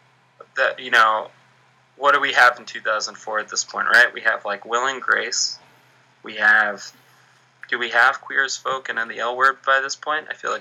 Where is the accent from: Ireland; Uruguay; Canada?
Ireland; And also because, like, we're Irish, so we don't talk about anything. That's our culture.